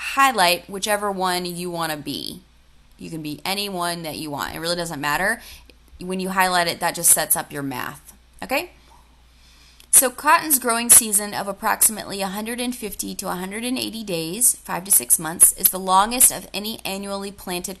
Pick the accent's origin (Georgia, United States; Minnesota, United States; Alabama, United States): Georgia, United States; I'm from Georgia, and in Atlanta